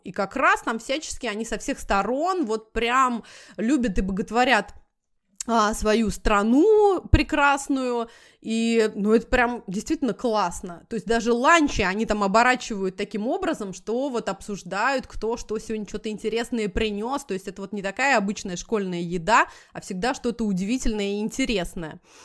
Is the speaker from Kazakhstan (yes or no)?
no; Moscow, Russia; moved away as an adult; now in United States; я как москвич